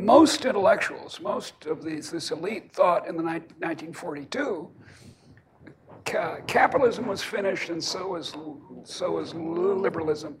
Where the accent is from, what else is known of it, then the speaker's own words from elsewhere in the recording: Boston, Massachusetts, United States; moved away; also born or lived in Iowa; I come from Boston, and we have our own little ideology.